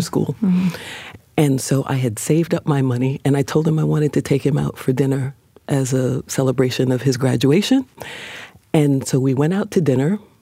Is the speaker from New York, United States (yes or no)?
yes; New York, United States; I grew up on 146th Street between uh, Lenox